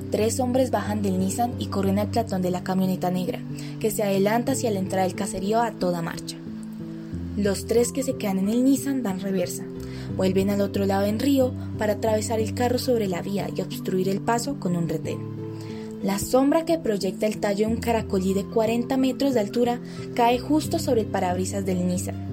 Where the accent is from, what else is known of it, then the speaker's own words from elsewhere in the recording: Colombia; Como colombianos casi siempre ignoramos todo lo que nos sentimos propio y no necesariamente somos conscientes de ello.